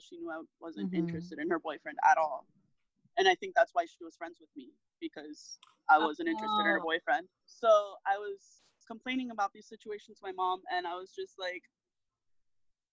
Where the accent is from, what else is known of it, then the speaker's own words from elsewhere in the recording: Miami, Florida, United States; growing up in Miami